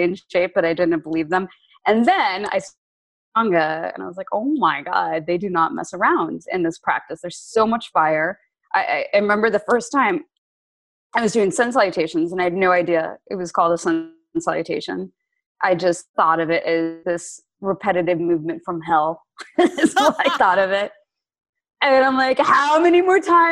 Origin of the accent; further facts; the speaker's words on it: Lawrence, Kansas, United States; moved away; also born or lived in Princeton, New Jersey / Virginia; I grew up in Kansas, in Lawrence, Kansas, because my dad was the chancellor at KU